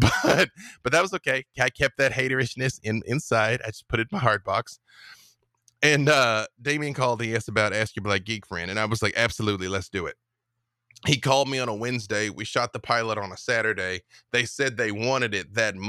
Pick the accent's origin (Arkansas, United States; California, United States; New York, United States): Arkansas, United States; I grew up with them in Arkansas